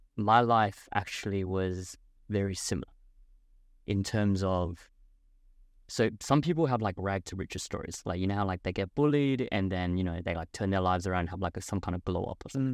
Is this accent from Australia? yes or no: yes; Adelaide, South Australia, Australia; moved away as an adult; also born or lived in Gold Coast; my hometown, Adelaide